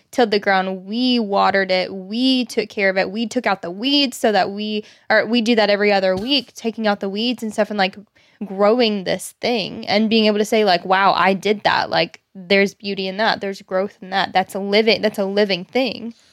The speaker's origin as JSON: {"language": "English", "region": "Arkansas", "country": "United States", "tie": "born or raised there", "said": "Both you and I have been born and raised in Arkansas"}